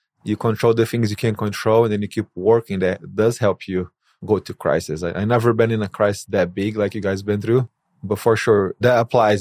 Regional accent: Brazil; moved away; I'm originally from Brazil. I speak Portuguese.

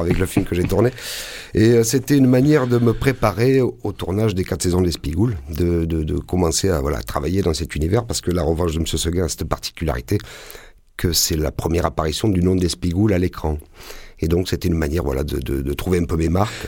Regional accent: Ginasservis, Provence-Alpes-Côte d'Azur, France; moved away as an adult; j'ai grandi, j'ai passé pratiquement les 25 premières années de ma vie à Gina Servi, alias Espigoule

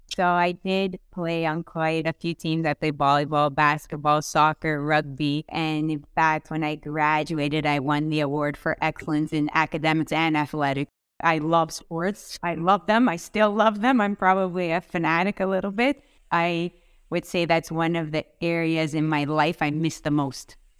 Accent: Vaughan, Ontario, Canada; I grew up in Vaughan.

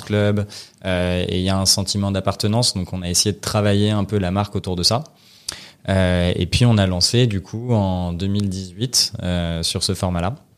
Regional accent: Paris, Île-de-France, France; j'ai, 30 ans, je suis parisien

